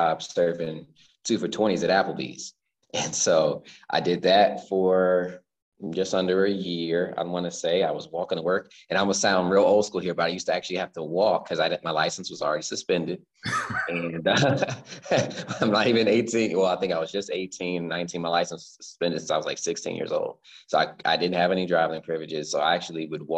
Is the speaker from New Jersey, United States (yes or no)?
no; Central Virginia, United States; also born or lived in California; now in Richmond, United States; born in California. Okay. But essentially, I was raised in Central Virginia